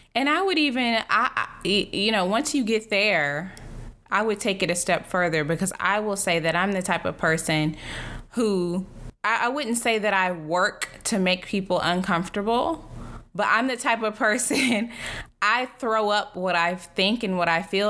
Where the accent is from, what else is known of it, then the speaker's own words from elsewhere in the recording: the South, United States; I grew up Christian, which is you're supposed to be very polite and I'm from the South